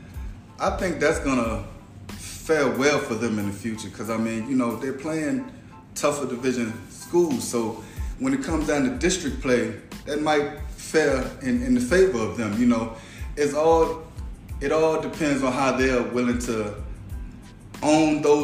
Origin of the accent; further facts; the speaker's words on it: Essex County, Virginia, United States; I'm from Essex.